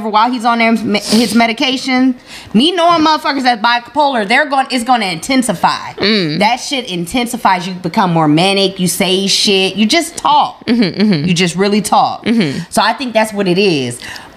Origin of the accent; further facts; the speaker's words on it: Midwest, United States; child growing up in the Midwest